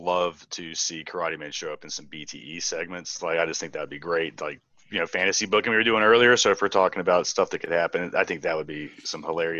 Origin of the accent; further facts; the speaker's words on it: Asheville, North Carolina, United States; I'm from Asheville, North Carolina.